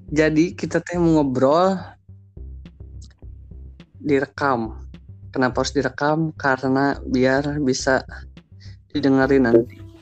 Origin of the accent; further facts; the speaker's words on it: Garut, West Java, Indonesia; born there; aku lahir di Garut.